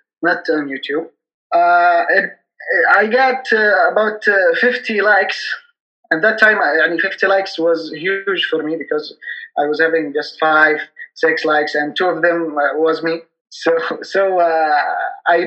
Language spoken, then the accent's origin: English; Yemen; I'm from Yemen.